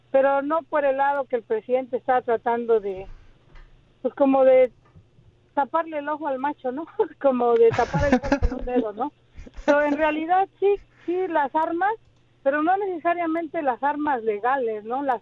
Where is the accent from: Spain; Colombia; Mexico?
Mexico; moved away as an adult; now in United States; yo soy mexicana, yo vine a este país hace casi 35 años, yo estudié periodismo allá